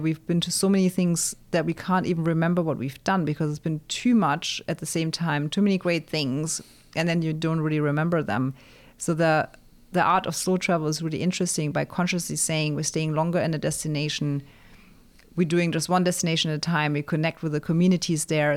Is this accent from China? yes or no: no; near Frankfurt, Hesse, Germany; moved away; my hometown near Frankfurt